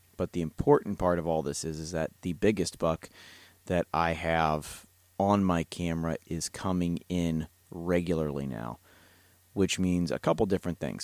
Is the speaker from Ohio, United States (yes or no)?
yes; Ohio, United States; now in Kentucky, United States; It's my home state. I'm a transplant here in the bluegrass